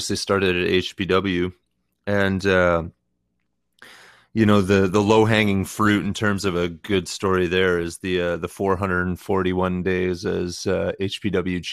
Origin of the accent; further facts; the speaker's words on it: Tillsonburg, Ontario, Canada; my hometown of Tillsonburg